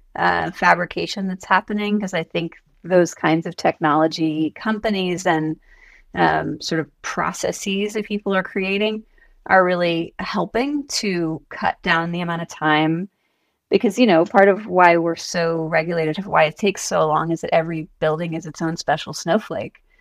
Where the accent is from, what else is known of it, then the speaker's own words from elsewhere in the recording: Atlanta, Georgia, United States; I'm from Atlanta.